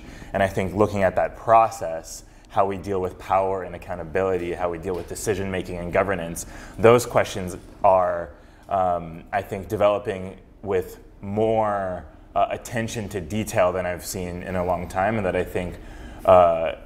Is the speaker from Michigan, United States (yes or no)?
no; Fresno, California, United States; also born or lived in Berkeley, California; I grew up in Fresno around a very multicultural, multiracial, multireligious community